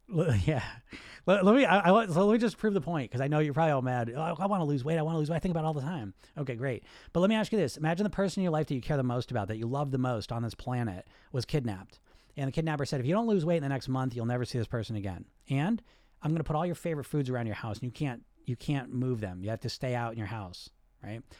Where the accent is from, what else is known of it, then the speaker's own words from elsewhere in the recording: United States; So I'm Greek, I grew up in America